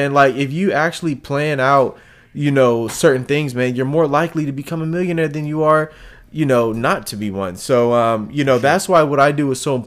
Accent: Philadelphia, Pennsylvania, United States; moved away; also born or lived in Houston, Texas; I'm from Philadelphia, man. I'm from places where I'm from Philadelphia, where they call it the projects, to move to Houston, Texas

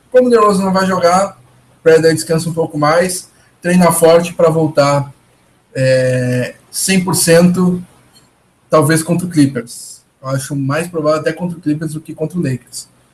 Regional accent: Porto Alegre, Rio Grande do Sul, Brazil; Eu, eu que sou de Porto Alegre

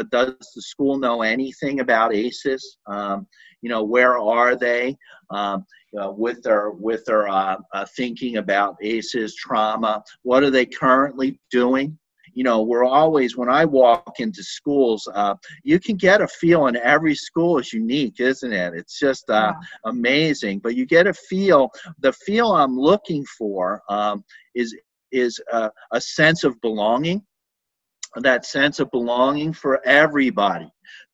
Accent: Philadelphia, Pennsylvania, United States; moved away; I grew up in Philadelphia, and I was always very afraid of the police in Philadelphia growing up

